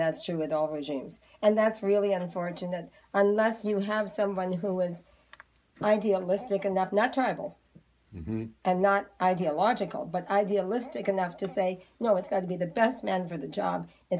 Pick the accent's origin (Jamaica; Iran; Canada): Canada; Cape Breton, Nova Scotia; moved away; I come from Cape Breton.